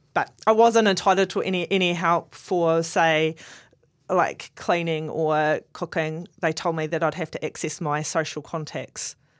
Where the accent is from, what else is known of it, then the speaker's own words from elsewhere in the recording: Southland, New Zealand; I'm from Southland